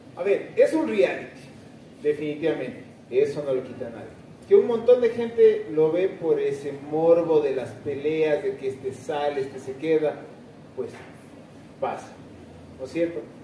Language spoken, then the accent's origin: Spanish; Ecuador; somos Ecuador